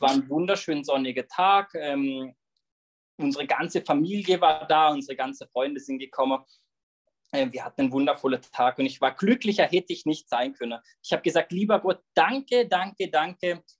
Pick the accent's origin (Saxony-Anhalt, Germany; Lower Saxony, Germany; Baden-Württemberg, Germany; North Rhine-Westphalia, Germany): Baden-Württemberg, Germany; Löffingen; Genauer gesagt komme ich aus Löffingen, bin dort ähm, aufgewachsen, lebe dort immer noch